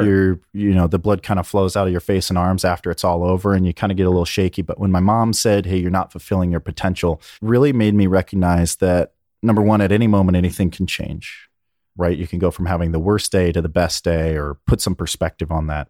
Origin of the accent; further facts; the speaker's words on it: Berkeley, California, United States; also born or lived in Alamo, California; I was born in Northern California in Berkeley